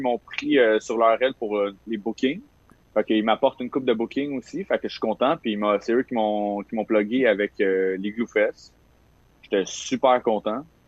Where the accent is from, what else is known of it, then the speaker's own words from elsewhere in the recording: Saint-Ambroise-de-Kildare, Quebec, Canada; j'ai grandi à Saint-Ambroise de Kildare, plus précisément à côté de Joliette